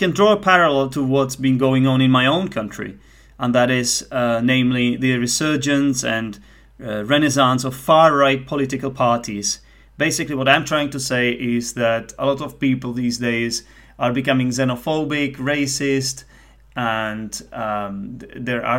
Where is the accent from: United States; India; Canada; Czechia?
Czechia; English is a second language; also born or lived in United Kingdom; I'm Czech. And I'm a non-native speaker